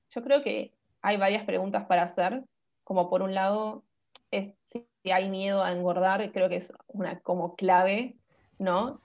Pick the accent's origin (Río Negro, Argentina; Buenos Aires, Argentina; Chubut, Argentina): Buenos Aires, Argentina; soy de Buenos Aires, Argentina. Em, así que nada, estoy viviendo acá desde que nací